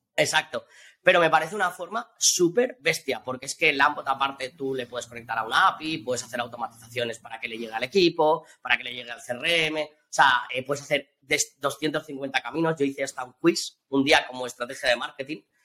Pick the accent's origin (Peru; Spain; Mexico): Spain; Valencian Community; also born or lived in Australia; yo que soy valenciano